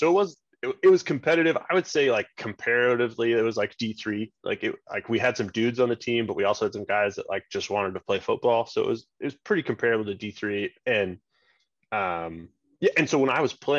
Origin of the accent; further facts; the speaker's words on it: United States; I'm the American.